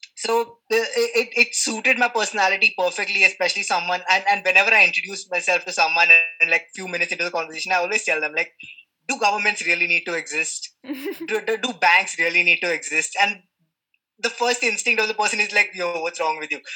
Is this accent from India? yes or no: yes; India; also born or lived in Mumbai; I'm from India. I'm in Mumbai